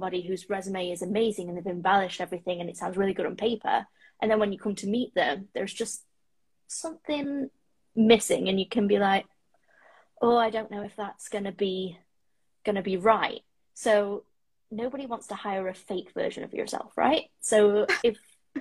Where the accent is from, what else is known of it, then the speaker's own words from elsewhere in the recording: United Kingdom; moved away as an adult; now in Toronto, Canada; I am a British female that is living currently in Toronto in the Six